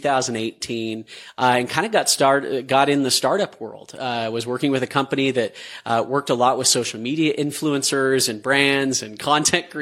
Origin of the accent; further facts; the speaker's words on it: Utah, United States; growing up in Utah, the bubble, like a product there